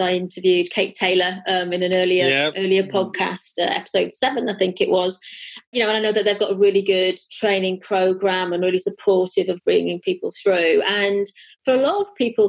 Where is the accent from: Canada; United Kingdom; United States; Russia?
United Kingdom; Wales; also born or lived in Birmingham; now in London, United Kingdom; I'm from a small village in Wales